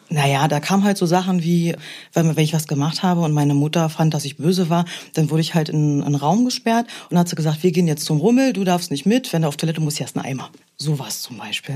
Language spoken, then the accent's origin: German; East Germany, Germany; ich bin ein Kind des Ostens.